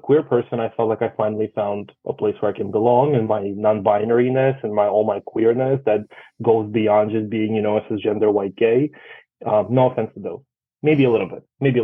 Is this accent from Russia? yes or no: yes; Russia; now in New York, United States; I come from Russia